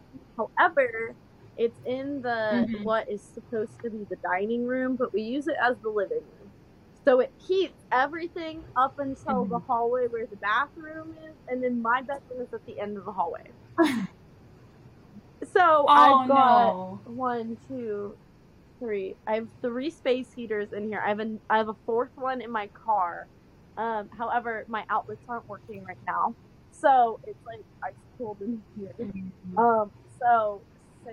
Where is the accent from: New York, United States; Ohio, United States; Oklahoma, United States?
Oklahoma, United States; Tulsa; I live in my hometown now. Like, I moved back to my hometown